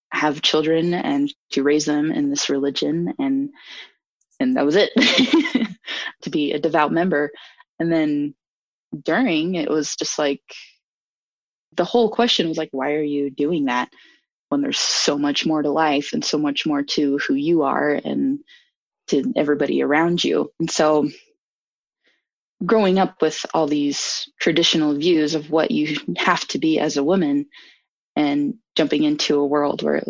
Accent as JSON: {"language": "English", "town": "Logan", "region": "Utah", "country": "United States", "tie": "born or raised there", "lives_now": "Salt Lake City, United States", "said": "I grew up in Logan, Utah, really small town"}